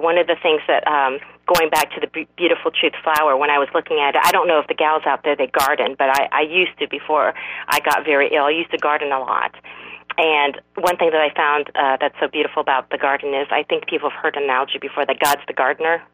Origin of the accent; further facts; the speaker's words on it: South Korea; I'm, I'm from South Korea